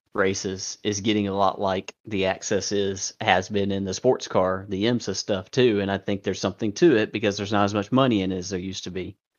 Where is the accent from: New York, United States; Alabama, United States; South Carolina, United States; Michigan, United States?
Alabama, United States; we grew up in Alabama and we used to go to Barber